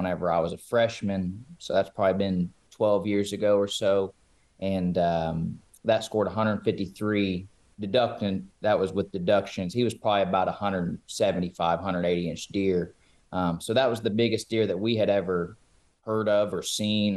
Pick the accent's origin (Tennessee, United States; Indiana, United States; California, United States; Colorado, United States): Indiana, United States; southeastern; I'm from Indiana, southeastern Indiana